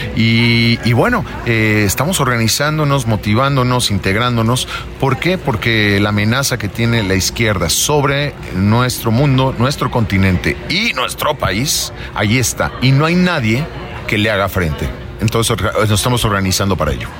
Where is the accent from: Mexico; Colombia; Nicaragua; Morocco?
Mexico; somos mexicanos